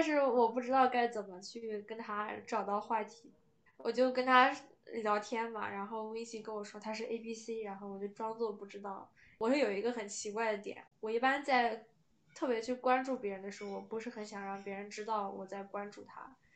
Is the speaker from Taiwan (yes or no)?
no; China; moved away as an adult; now in United States; 因为我在中国长大嘛，我从小学五年级就有微信